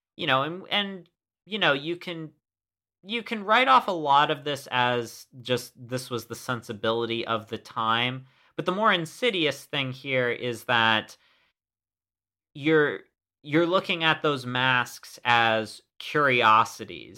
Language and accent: English; United States; as an American